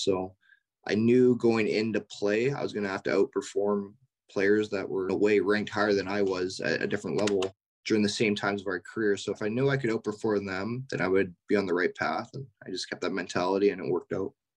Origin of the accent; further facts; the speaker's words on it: Richmond, British Columbia, Canada; growing up in Western Canada